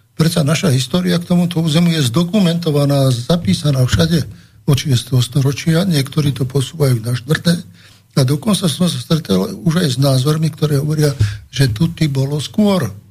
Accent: Slovakia; hrdý na to, že som Slovák

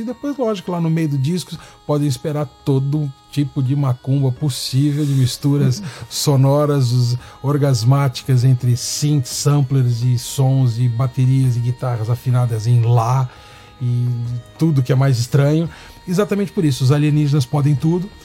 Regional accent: Brazil; sou brasileiro, estou com muito orgulho

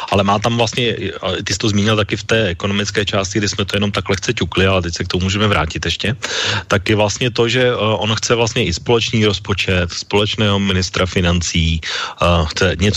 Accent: Czechia; že my, jako myšleno Češi a v podstatě i Slováci z drtivé většiny odmítáme principiálně, aby nám někdo nutil eh, kvóty

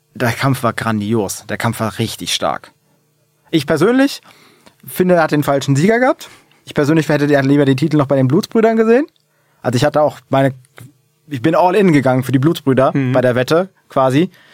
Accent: Hesse, Germany; Ich bin froh, Hesse zu sein

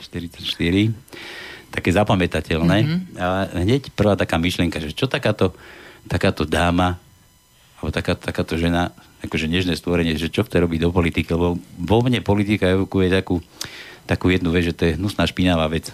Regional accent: Trenčín, Trenčín Region, Slovakia; ja som z Trenčína

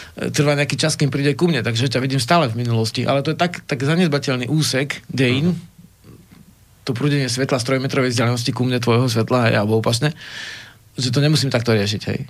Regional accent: Slovakia; som zo Spiša

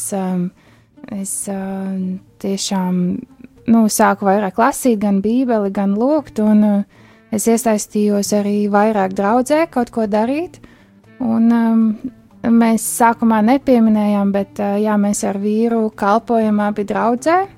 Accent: Riga, Latvia; Es esmu no Rīgas, mēs dzīvojam Rīgā.

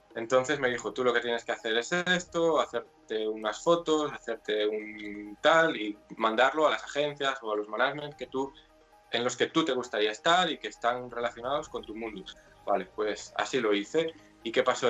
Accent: Vigo, Galicia, Spain; soy de Vigo, nací en Vigo, me crié en Vigo y aquí sigo

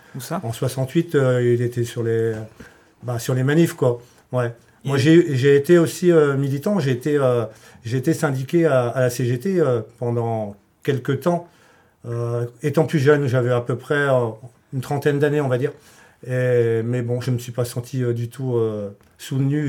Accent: the Morlaix area, Brittany, France; je viens de la région de Morlaix

